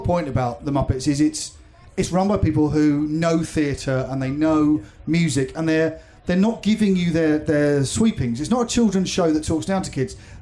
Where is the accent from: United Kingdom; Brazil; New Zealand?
United Kingdom; growing up as a British person